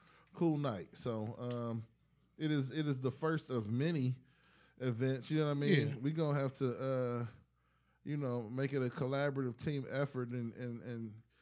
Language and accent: English; East Cleveland, Ohio, United States; I'm from East Cleveland